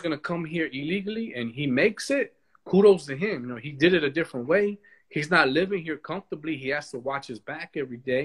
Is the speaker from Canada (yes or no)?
no; United States; I am an American